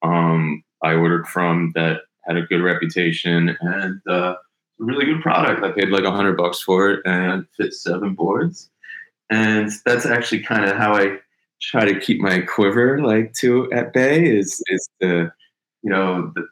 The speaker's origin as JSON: {"language": "English", "town": "Syosset", "region": "New York", "country": "United States", "tie": "born or raised there", "also_born_or_lived": "Miami Beach", "moved": "yes", "lives_now": "Miami, United States", "said": "I grew up in Syosset, New York, which is out on Long Island, suburb New York City"}